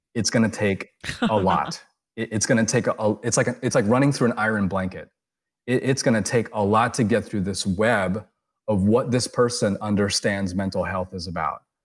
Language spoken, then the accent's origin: English; United States; me being Asian American, me having an Eastern upbringing